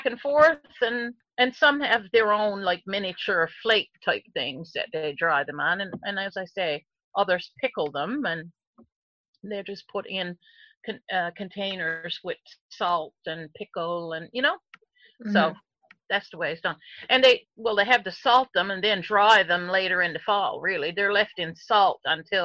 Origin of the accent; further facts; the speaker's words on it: Heart's Content, Newfoundland and Labrador, Canada; the lighthouse is where I grew up in Heart's Content.